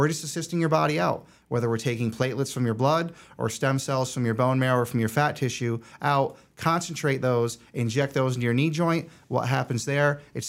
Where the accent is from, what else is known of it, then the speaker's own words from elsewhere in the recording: Rutland, Vermont, United States; also born or lived in Albany, New York; So I grew up in Rutland, Vermont, a little small town in Vermont, kind of near Killington, if anybody knows skiing at all.